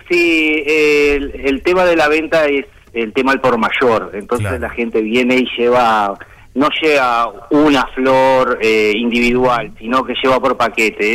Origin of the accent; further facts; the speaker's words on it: Uruguay; yo nacido acá